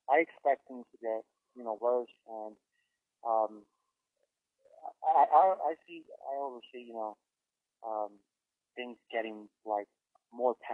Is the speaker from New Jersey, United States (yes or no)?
no; Miami, Florida, United States; I'm from Miami, so unfortunately, I have a Miami side to me